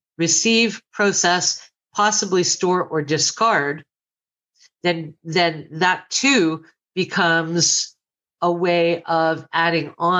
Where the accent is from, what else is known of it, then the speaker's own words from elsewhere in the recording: Canada; I'm Canadian